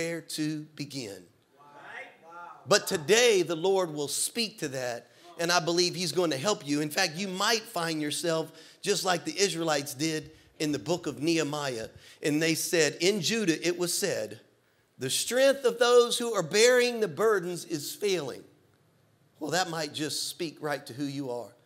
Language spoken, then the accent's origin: English; Louisiana, United States; moved away as an adult; now in Florida, United States; when I was a kid growing up in Louisiana